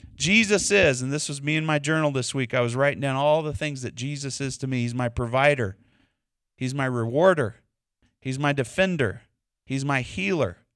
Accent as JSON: {"language": "English", "region": "Texas", "country": "United States", "accent": "Texas", "said": "my Texas accent"}